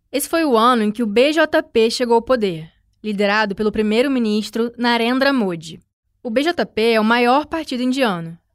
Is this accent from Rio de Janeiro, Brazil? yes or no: yes; Rio de Janeiro, Brazil; olha, que eu venho do Rio de Janeiro.